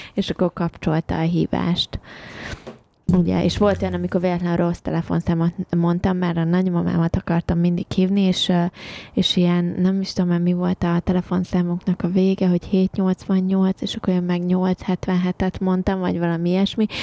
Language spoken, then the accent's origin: Hungarian; Hungary; moved away as an adult; also born or lived in England; now in United Kingdom